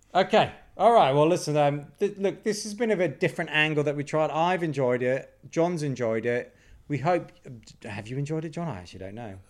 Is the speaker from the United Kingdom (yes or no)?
yes; United Kingdom; I'm British